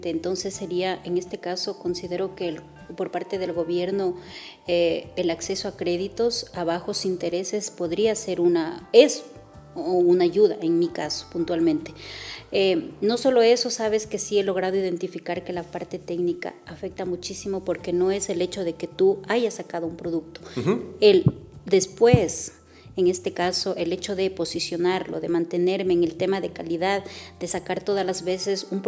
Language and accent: Spanish; Olmedo, Ecuador; la materia prima yo lo traigo de, de mi, de mi cantón, de donde yo soy